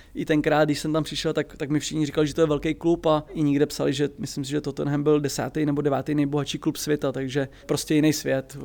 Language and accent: Czech; Plzeň, Plzeň Region, Czechia; jsem z Plzně